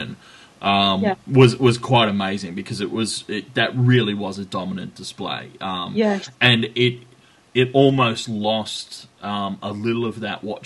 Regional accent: Australia; Speaking as an Australian

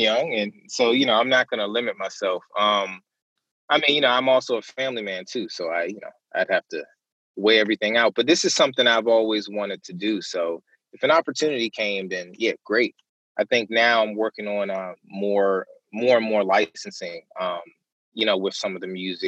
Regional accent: Maryland, United States; I'm from Maryland

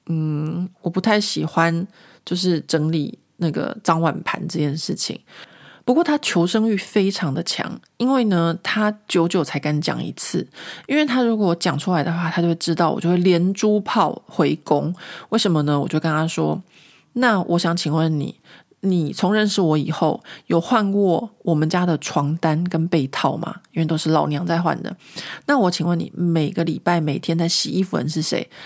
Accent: Taiwan; now in France; 你是怎么样从一个台湾人变成法国人的？因为他们都觉得我就是一个法国人，他们觉得我非常非常融入这个这个法国的社会。

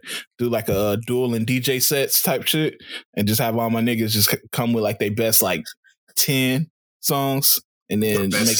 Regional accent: Chicago, Illinois, United States; I'm from Chicago.

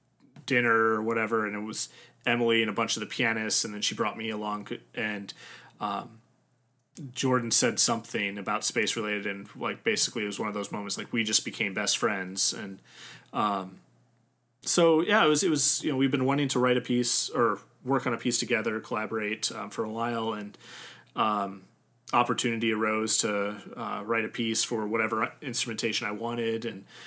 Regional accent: Germany; born there; it wasn't until college that I started learning German, even though I was born in Germany.

